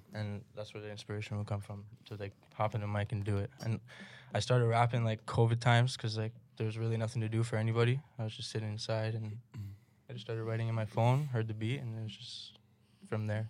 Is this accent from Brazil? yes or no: no; Brampton, Ontario, Canada; I grew up in Brampton